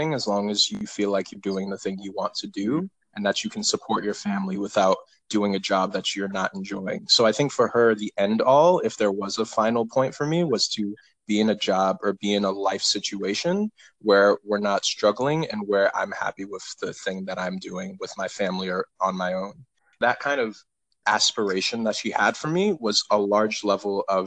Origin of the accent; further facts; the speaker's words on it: West Haven, Connecticut, United States; also born or lived in Cleveland, Ohio; I was born in Cleveland, Ohio, but I grew up all in West Haven, Connecticut for the majority of my life